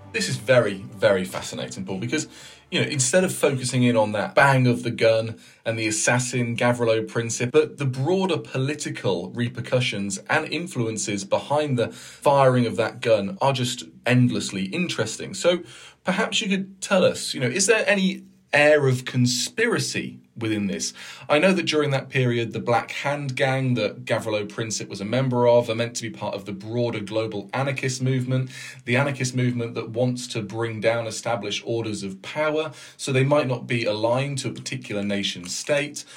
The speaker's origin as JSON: {"language": "English", "country": "United Kingdom", "moved": "yes", "lives_now": "Denmark", "said": "I'm usually based in Denmark and I'm British"}